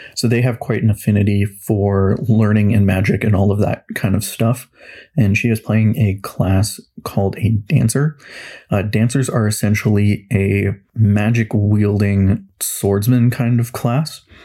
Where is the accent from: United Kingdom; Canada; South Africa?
Canada; Kelowna, British Columbia; I was born and raised in Kelowna, BC for all of my life